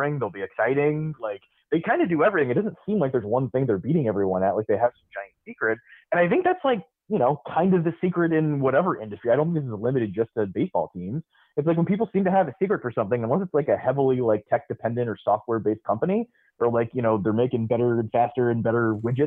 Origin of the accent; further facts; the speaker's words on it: Tampa, Florida, United States; I grew up in Tampa